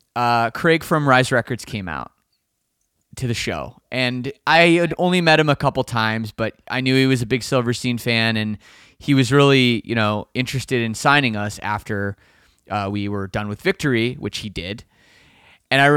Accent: Canada; I'm Canadian

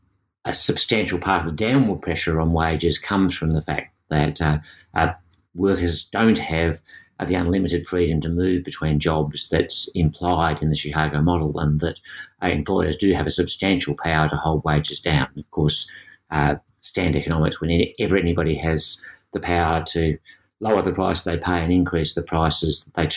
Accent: Australia; But in this context, being an Australian gives you a different perspective.

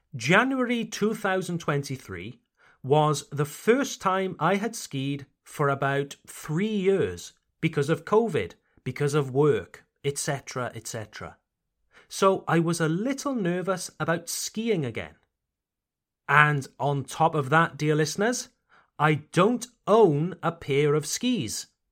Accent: Wales, United Kingdom; now in Mulhouse, France; My home country, Wales, Le Pays de Galles

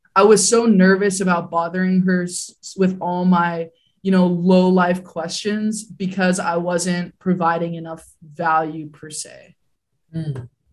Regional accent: Hawaii, United States; I grew up in Hawaii.

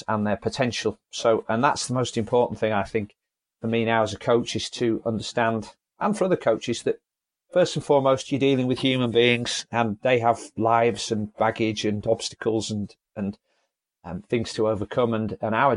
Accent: Leeds, Yorkshire and the Humber, United Kingdom; I'm from Leeds in Yorkshire

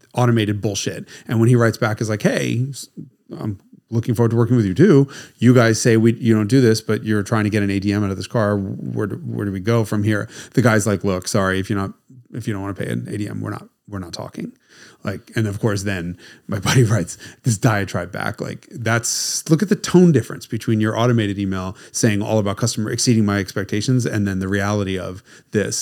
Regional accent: United States; being American

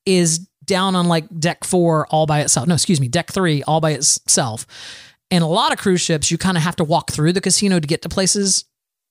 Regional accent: Florida, United States; I was born and raised in Florida, surrounded by water.

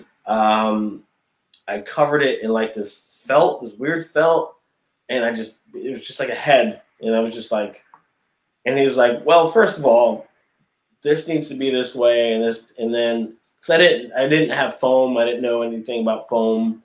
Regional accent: Springfield, Massachusetts, United States; also born or lived in Connecticut / Westfield, Massachusetts / Los Angeles / Las Vegas; So I'm originally from Springfield, Massachusetts. That's where I currently am now.

